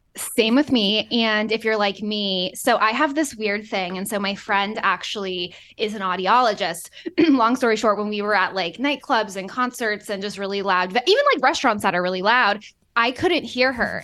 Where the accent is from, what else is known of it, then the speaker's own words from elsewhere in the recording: Boston, Massachusetts, United States; moved away; also born or lived in Florida; I'm from Boston